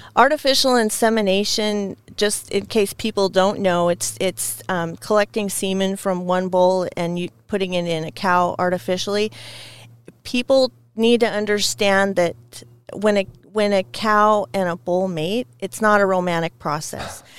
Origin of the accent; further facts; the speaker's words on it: Scappoose, Oregon, United States; I grew up near Scappoose, which is just outside of Portland